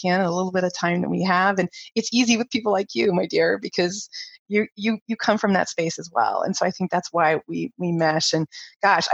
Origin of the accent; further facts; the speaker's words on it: Ohio, United States; moved away as an adult; also born or lived in Taiwan / Japan; I was from Ohio growing up in the cornfields